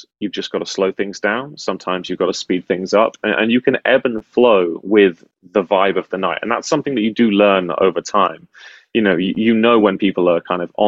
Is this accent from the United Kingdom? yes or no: yes; United Kingdom; as a Brit